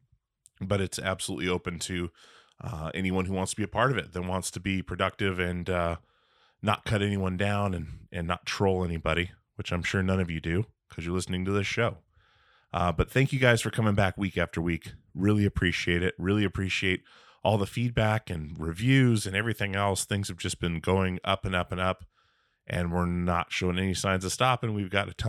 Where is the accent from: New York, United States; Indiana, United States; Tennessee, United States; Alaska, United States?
Alaska, United States; Petersburg; moved away; I'm from Alaska.